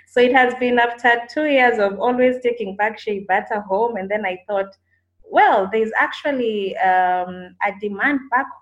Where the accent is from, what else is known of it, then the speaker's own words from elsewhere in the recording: Kenya; moved away as an adult; now in Kampala, Uganda; I'm actually a Kenyan who relocated to Kampala 3 years ago